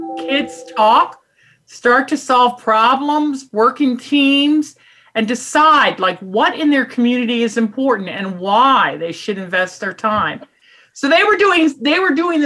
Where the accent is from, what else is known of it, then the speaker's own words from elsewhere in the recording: Washington, District of Columbia, United States; I'm originally from Washington, D.C., one of the few natives of D.C.